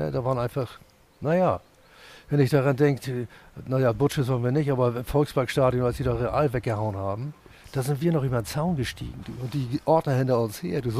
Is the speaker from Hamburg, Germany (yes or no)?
yes; Hamburg, Germany; Ich bin in Altona geboren, habe aber mit Fußball hier nichts viel am Hut gehabt, weil ich mit acht Jahren sind wir dann nach Farmsen gezogen.